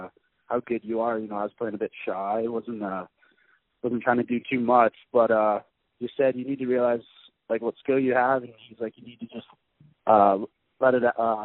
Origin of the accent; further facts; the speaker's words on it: Peterborough, Ontario, Canada; moved away as an adult; now in Denver, United States; where I'm from, like in Peterborough, it's a pretty small town